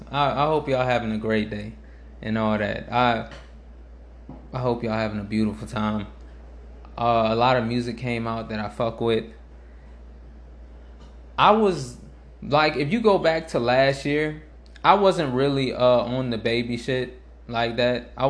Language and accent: English; New Orleans, Louisiana, United States; I'm from New Orleans. I I was actually late to …. I was late to … because I I came to him when I I started coming back to uh when I came back here for high school